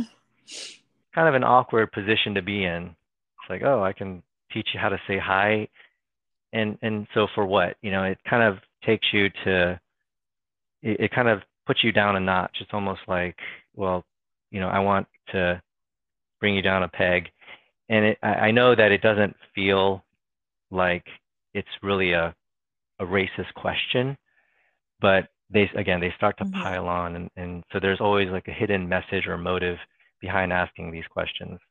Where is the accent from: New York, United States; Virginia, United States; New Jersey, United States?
Virginia, United States; Fairfax County; also born or lived in Los Angeles, California; I'm from Fairfax County, Virginia